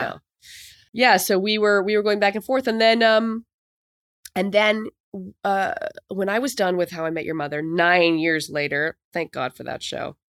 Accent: Canada; moved away as an adult; also born or lived in New York; as a Canadian

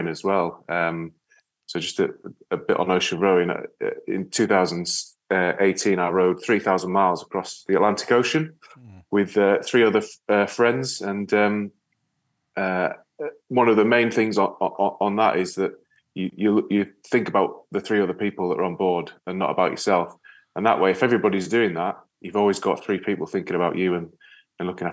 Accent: Yorkshire and the Humber, United Kingdom; now in Wales, United Kingdom; Although I'm based in Wales, I'm actually from North Yorkshire.

